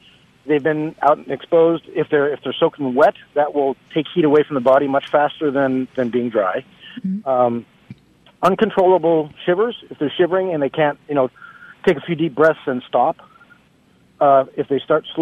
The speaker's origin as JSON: {"language": "English", "region": "Washington", "country": "United States", "tie": "born or raised there", "moved": "yes", "lives_now": "Lexington, United States", "said": "I grew up in Washington State"}